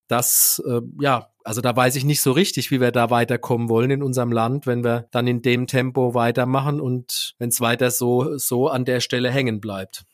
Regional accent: Neustadt an der Weinstraße, Rhineland-Palatinate, Germany; meine Heimatstadt, in der ich auch geboren und aufgewachsen bin

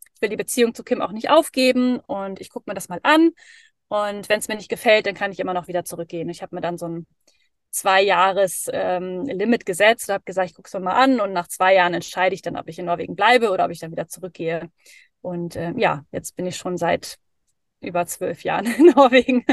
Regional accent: Dithmarschen, North Sea coast, Schleswig-Holstein, Germany; moved away as an adult; also born or lived in Hamburg; now in Norway; ich bin eigentlich an der Nordsee aufgewachsen, in so einem kleinen, in so einer kleinen Stadt

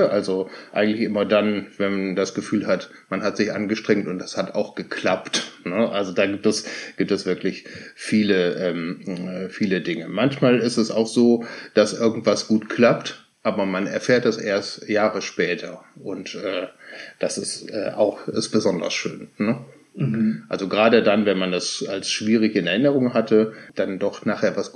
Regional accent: Cologne, North Rhine-Westphalia, Germany; moved away as an adult; also born or lived in Lower Saxony; now in Hamburg, Germany; komme aber gebürtig aus Köln.

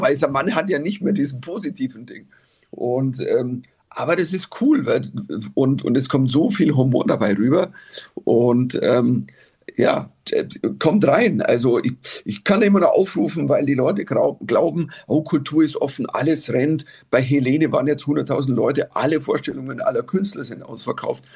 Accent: Germany; als Deutscher

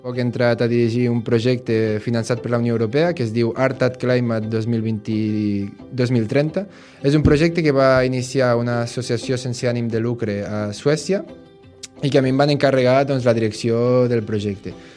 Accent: Bellmunt del Priorat, Catalonia, Spain; sóc de Bellmunt del Priorat

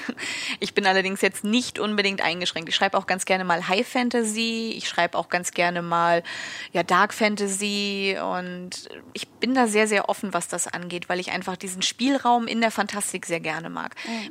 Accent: Schleswig-Holstein, Germany; ich komme aus Schleswig-Holstein

